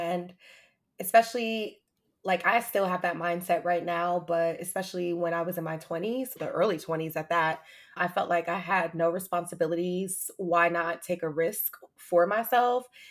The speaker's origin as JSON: {"language": "English", "town": "Atlanta", "region": "Georgia", "country": "United States", "tie": "born or raised there", "also_born_or_lived": "Hampton, Virginia", "said": "I moved back to my hometown, shout out to Atlanta"}